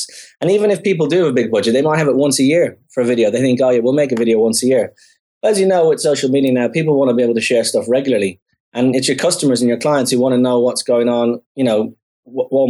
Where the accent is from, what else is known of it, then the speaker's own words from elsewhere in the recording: Dublin, Leinster, Ireland; moved away as an adult; I grew up in Dublin, as you said, in Ireland